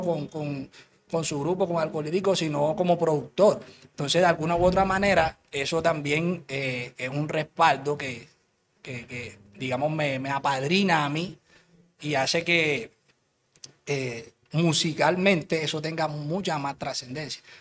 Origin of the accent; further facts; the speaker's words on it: Cartagena, Bolívar, Colombia; yo soy de Cartagena, de Cartagena